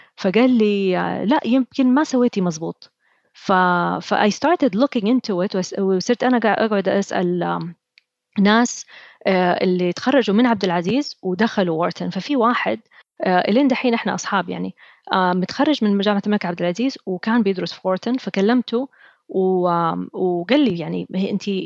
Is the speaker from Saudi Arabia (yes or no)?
yes; Saudi Arabia; أنا أول سعودية أروح وورتن